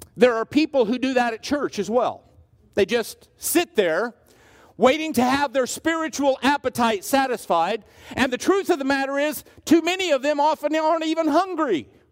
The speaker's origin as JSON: {"language": "English", "region": "Southwest Kansas", "country": "United States", "said": "I'm from Southwest Kansas."}